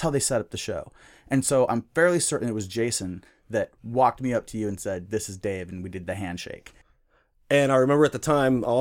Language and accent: English; Seattle, Washington, United States; also born or lived in Spokane / Centralia, Washington / Redmond; Well, I'm from Seattle, North Seattle.